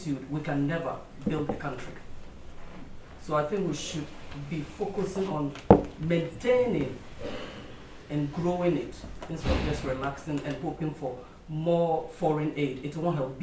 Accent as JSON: {"language": "English", "country": "Ghana", "also_born_or_lived": "Tanzania", "moved": "yes", "said": "I'm a Ghanaian, by the way, but I've lived in Tanzania before."}